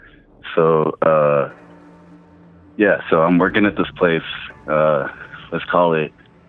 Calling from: Colorado, United States; calling from Colorado.

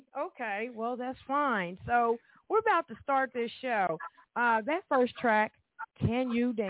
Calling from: Evansville, Indiana, United States; Well, I'm calling from Evansville, Indiana

